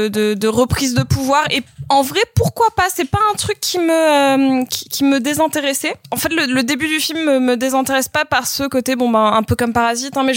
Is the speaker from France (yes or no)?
no; New York, United States; born there; je suis née à New York mais euh, mes origines sont en Inde